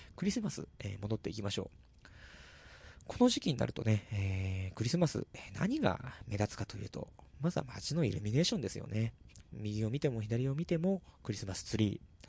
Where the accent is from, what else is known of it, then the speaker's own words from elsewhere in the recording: Tochigi, Japan; also born or lived in Tokyo; 自分の地元に持ち込んできちゃったと。栃木の尺度と